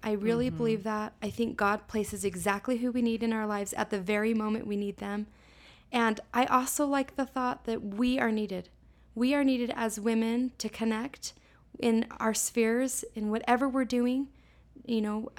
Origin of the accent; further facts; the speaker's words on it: Salt Lake City, Utah, United States; So I was born and raised here in Salt Lake.